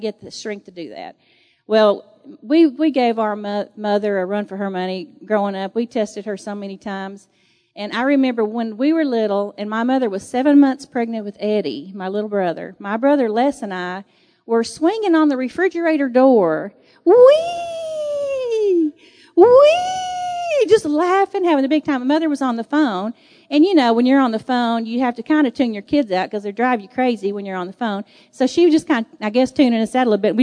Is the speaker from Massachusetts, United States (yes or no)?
no; Texas, United States; I'm from Texas